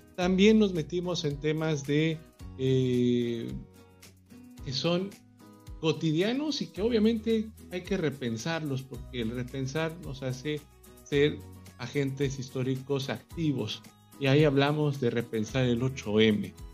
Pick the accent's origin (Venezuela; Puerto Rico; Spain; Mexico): Mexico; el más popular deporte que existe en mi país